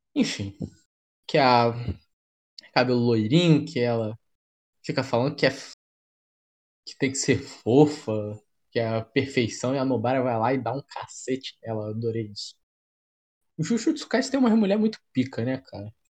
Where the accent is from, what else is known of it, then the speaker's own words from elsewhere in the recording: Brazil; vou falar como brasileiro